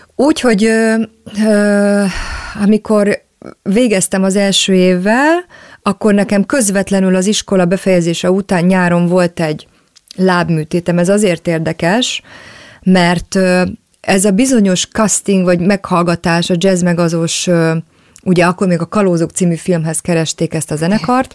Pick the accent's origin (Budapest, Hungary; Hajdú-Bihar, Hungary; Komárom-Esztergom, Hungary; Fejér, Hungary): Budapest, Hungary; én maradtam valahogy azon a környéken Budapesten, attól a lakástól, ahol felnőttem